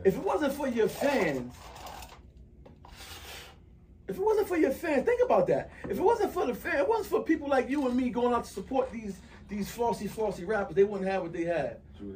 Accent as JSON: {"language": "English", "region": "North New Jersey", "country": "United States", "said": "I'm from North New Jersey"}